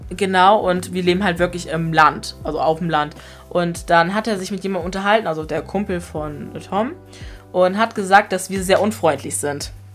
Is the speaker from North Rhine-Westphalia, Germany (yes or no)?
no; Grasberg, Lower Saxony, Germany; wir sind ja auch seit klein auf damit aufgewachsen